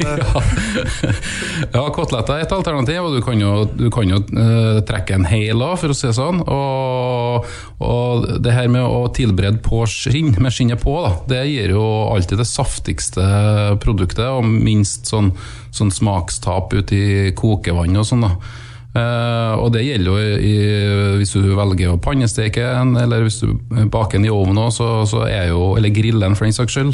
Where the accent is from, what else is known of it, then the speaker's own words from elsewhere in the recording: Trøndelag, Norway; accent: Trøndersk; sier vi gjerne på, på trøndersk